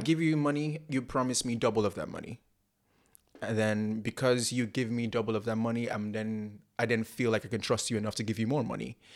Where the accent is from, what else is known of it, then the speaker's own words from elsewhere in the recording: Abia, Nigeria; now in Port Harcourt, Nigeria; I'm from Nigeria. Uh, I'm from the southeast, Abia State, and I live in the South South Port Harcourt.